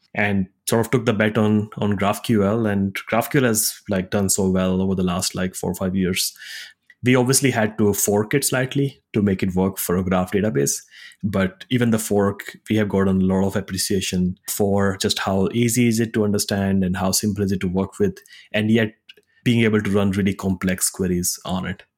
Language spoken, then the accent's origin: English; India; moved away as an adult; also born or lived in Singapore / Zurich, Switzerland / United States; I grew up in India, went to college in Singapore